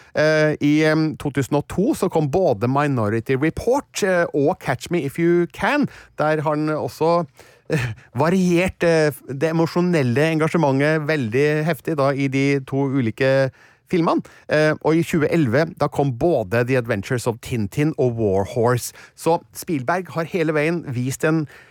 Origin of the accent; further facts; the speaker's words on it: Stjørdal, Trøndelag, Norway; jeg kommer da fra Stjørdal i mm, Trøndelag